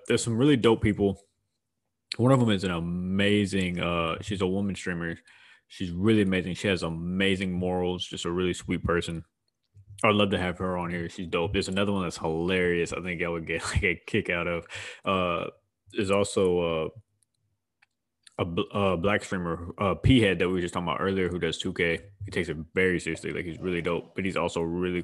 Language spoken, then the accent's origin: English; Houston, Texas, United States; I'm from Houston